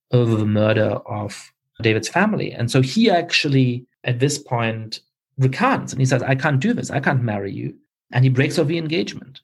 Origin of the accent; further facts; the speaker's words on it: Germany; moved away; I grew up in Germany